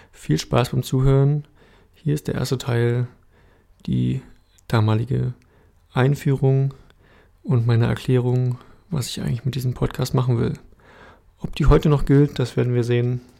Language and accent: German; Berlin, Germany; now in Südniedersachsen, Germany; bin 30 Jahre alt, gebürtig aus Berlin, dort habe ich auch lange, lange Jahre gelebt und wohne jetzt seit fast einem Jahr auf dem Land in Südniedersachsen